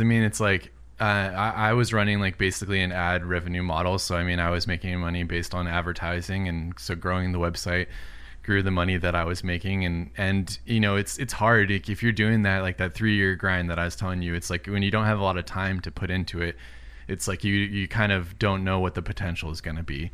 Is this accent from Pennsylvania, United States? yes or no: no; Southern California, United States; also born or lived in Illinois; I've been in California, Southern California, the whole rest of my life